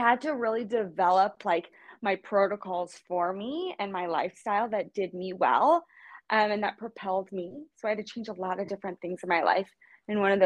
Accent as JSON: {"language": "English", "town": "Kansas City", "country": "United States", "tie": "born or raised there", "also_born_or_lived": "Los Angeles", "moved": "yes", "lives_now": "West Coast, United States", "said": "I'm from Kansas City, born and raised."}